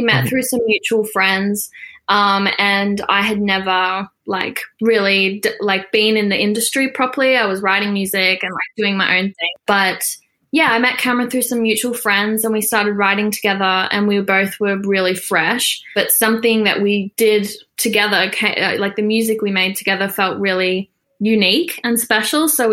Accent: Australia; I'm Australian and I live in Australia

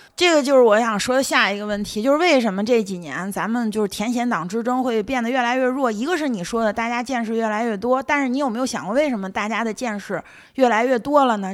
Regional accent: northern China, China; 我是北方吃粽子，都是吃那个寿沙馅儿的粽子，里面加那个蜜枣

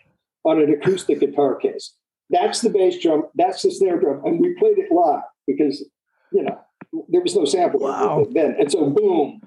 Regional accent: Youngstown, Ohio, United States; moved away; also born or lived in New York; I came from Youngstown, Ohio, which is really a small town

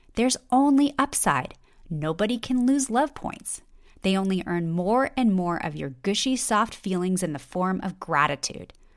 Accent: Los Angeles, California, United States; I grew up in Los Angeles

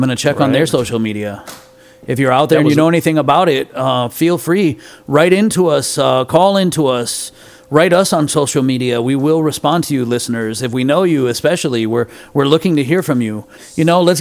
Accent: Ann Arbor, Michigan, United States; born or raised there; now in Miami, United States

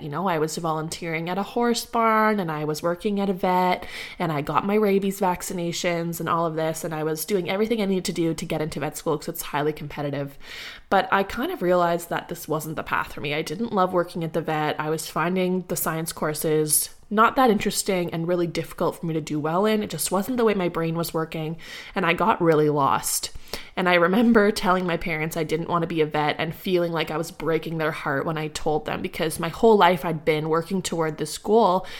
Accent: Ottawa, Ontario, Canada; moved away as an adult; also born or lived in Guelph, Canada / Barrhaven, Canada; now in Nova Scotia, Canada; I was born in Ottawa, specifically the Glebe, and I stayed there for my entire life

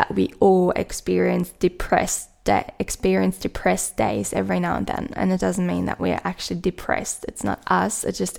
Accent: Germany; accent: German; English is a second language; my own German accent

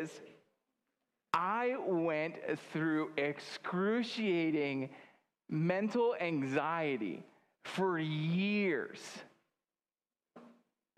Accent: Grand Island, Nebraska, United States; moved away; I'm from Grand Island

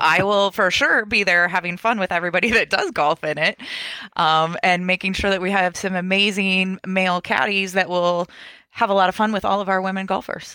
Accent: Champaign, Illinois, United States; I'm born and raised in Champaign

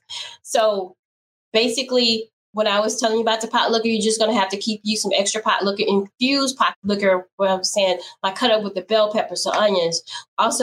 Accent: Baton Rouge, Louisiana, United States; I'm from Baton Rouge, and okay. We don't say sha

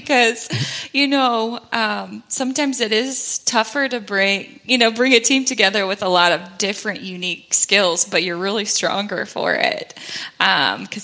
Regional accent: Georgia, United States; also born or lived in South Carolina; we waited about a year before we moved back home to Georgia from South Carolina

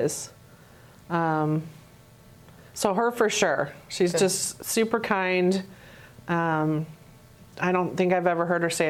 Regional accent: Canada; I was born in Canada, so I was kind of drawn to taking French in high school.

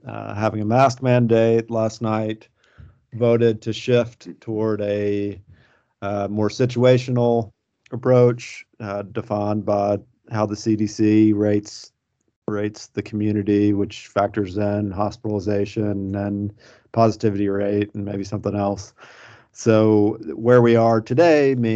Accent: Searcy, Arkansas, United States; my hometown of Searcy

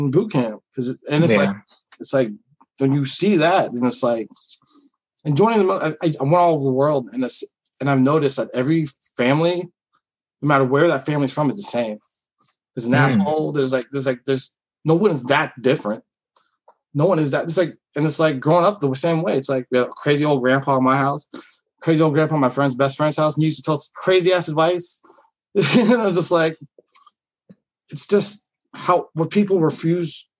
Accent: United States; I identify as an American first before anything. I'm a fucking United States veteran

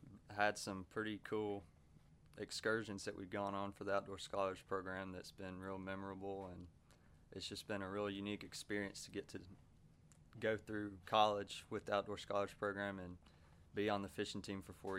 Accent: Helena, Alabama, United States; I'm from Helena, Alabama, and I'm a senior as well.

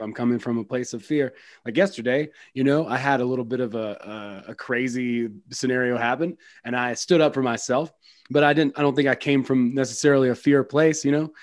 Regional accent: West Georgia, United States; I grew up in West Georgia.

